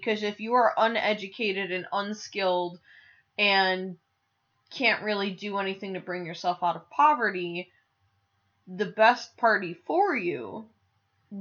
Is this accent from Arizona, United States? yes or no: no; North Tonawanda, New York, United States; moved away; also born or lived in Buffalo, New York; my North Tonawanda, New York education system, like, education that I grew up with was fantastic